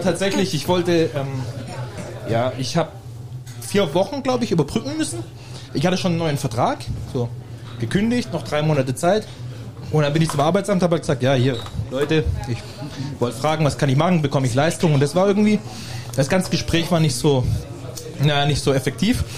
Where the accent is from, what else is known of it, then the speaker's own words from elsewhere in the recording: Germany; ich bin Deutscher